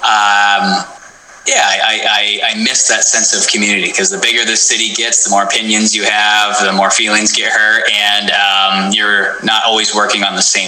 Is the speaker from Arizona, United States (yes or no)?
no; Portland, Oregon, United States; I come from Portland, Oregon. At the time we lived south